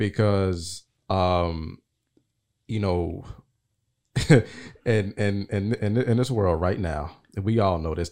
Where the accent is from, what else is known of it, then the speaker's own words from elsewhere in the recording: Nashville, Tennessee, United States; I'm from Nashville.